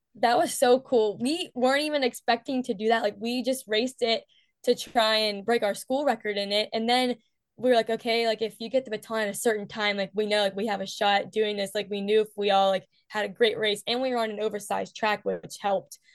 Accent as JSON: {"language": "English", "region": "West Virginia", "country": "United States", "said": "I'm from West Virginia"}